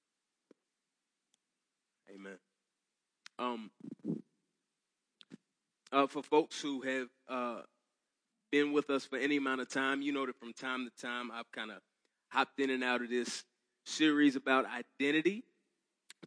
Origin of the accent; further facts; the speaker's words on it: Dallas, Texas, United States; I'm from Texas, I grew up in Dallas.